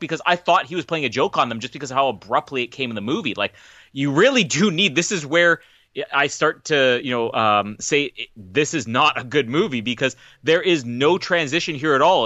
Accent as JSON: {"language": "English", "country": "Canada"}